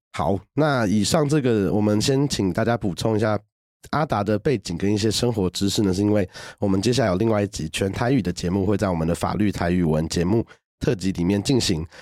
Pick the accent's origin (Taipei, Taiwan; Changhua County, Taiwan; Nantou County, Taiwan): Taipei, Taiwan; 我是从小都到台北长大的